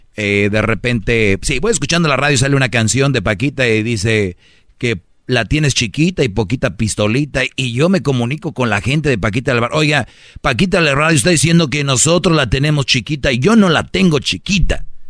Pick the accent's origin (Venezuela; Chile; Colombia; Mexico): Mexico; Monterrey, Nuevo León; soy regio, nosotros hablamos así fuerte